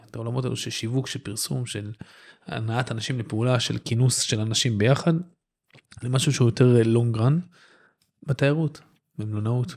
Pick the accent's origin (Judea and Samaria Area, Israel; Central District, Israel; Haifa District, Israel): Central District, Israel; Netanya; גדלתי בנתניה